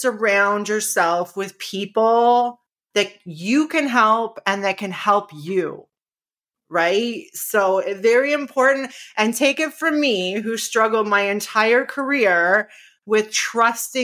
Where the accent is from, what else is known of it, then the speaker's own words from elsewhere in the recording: Niagara Falls, Ontario, Canada; we moved back to Niagara Falls, which is my hometown